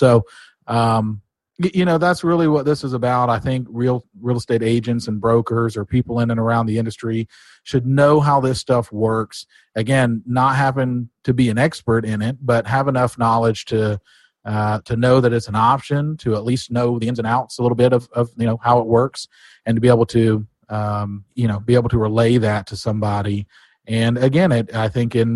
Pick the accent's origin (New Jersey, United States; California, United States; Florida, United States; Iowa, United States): Florida, United States; Pensacola; I'm born and raised in Pensacola.